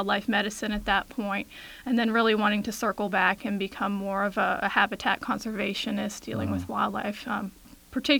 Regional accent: Chantilly, Virginia, United States; I grew up here in Chantilly and lived here for 20-something years prior to moving on for my graduate degree.

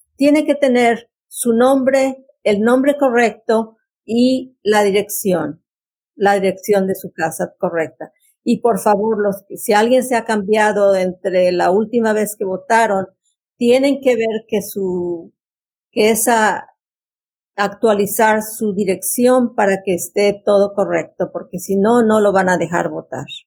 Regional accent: Mexico; now in Fairfax County, United States; yo soy mexicana y tengo 56 años en este país

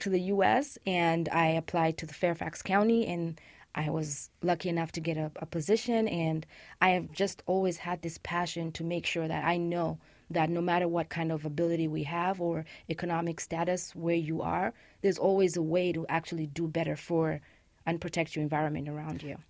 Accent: Uganda; moved away as an adult; also born or lived in Rwanda; Uganda, which is actually my home country

